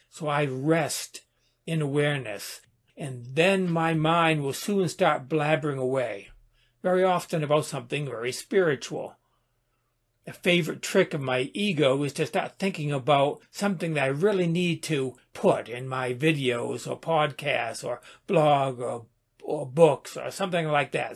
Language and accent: English; United States; I am an American